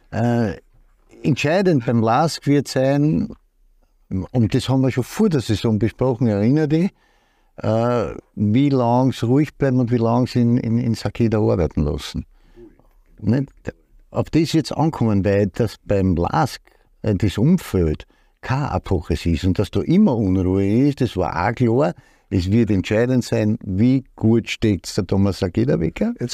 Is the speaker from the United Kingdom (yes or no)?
no; Austria; erstens einmal bin ich Österreicher, so fängt es einmal an, dann muss ich natürlich Salzburg die Daumen drücken